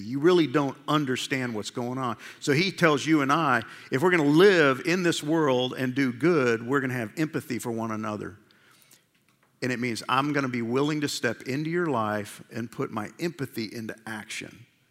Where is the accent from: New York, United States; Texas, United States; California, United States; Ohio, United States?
New York, United States; I grew up in New York